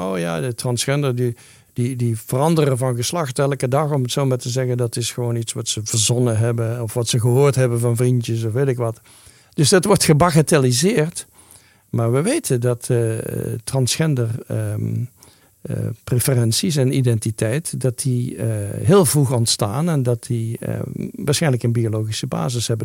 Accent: Netherlands; moved away; Ik ben een Nederlander

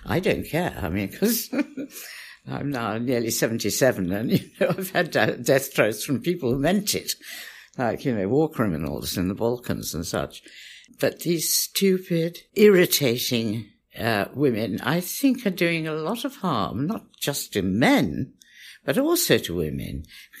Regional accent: Pakistan; born there; also born or lived in India; And I was born in Pakistan and lived in India.

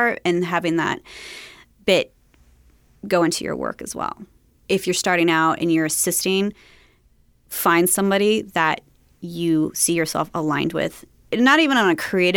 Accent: Long Beach, California, United States; I grew up in Long Beach

